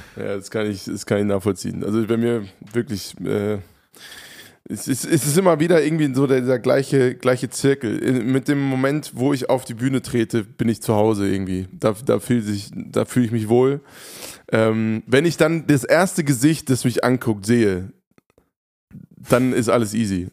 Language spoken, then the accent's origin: German; Hofheim, Germany; in Hofheim, meiner, meiner Heimatstadt